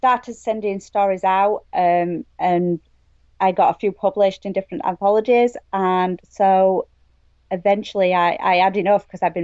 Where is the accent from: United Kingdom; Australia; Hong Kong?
United Kingdom; England; moved away as an adult; now in Maine, United States; I'm from England